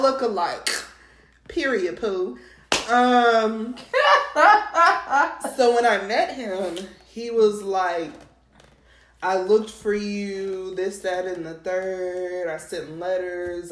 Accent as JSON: {"language": "English", "region": "New Mexico", "country": "United States", "tie": "born or raised there", "also_born_or_lived": "Texas", "moved": "yes", "said": "I'm not from Texas, y'all. I'm from New Mexico"}